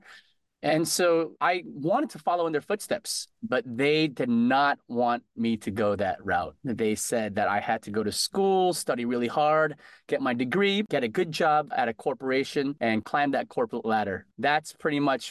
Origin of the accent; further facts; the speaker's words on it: Connecticut, United States; moved away as an adult; now in Boston, United States; growing up in Connecticut, I went to UConn there.